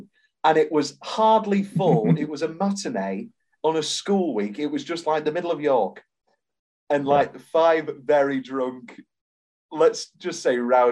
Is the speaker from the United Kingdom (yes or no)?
yes; United Kingdom; We're British